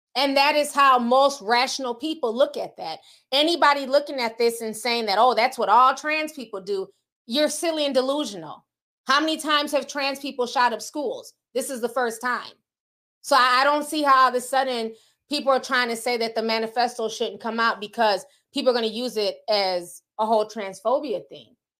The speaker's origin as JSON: {"language": "English", "region": "Midwest", "country": "United States", "tie": "born or raised there", "said": "I grew up in the Midwest, so, you know, we're near Tornado Alley"}